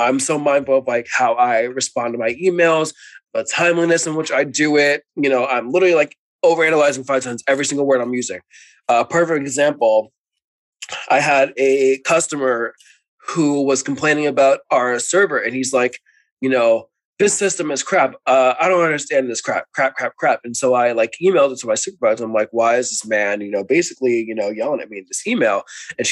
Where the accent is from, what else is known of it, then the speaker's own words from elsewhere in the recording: New York City, New York, United States; accent: New York; I'm from New York